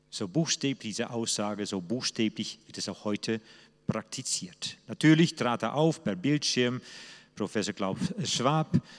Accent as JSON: {"language": "German", "country": "Netherlands", "second_language": "German", "moved": "as an adult", "lives_now": "Germany", "said": "So ticke ich als Holländer eben anders, nicht nur weil ich nun Holländer bin, sondern auch weil wir Holländer einen anderen Geist, einen anderen Engelwesen haben."}